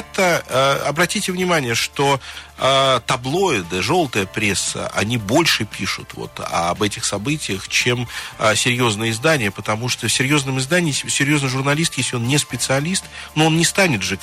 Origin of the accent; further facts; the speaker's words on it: Nizhny Novgorod, Nizhny Novgorod Oblast, Russia; на самом деле, я из Нижнего Новгорода, из Горького.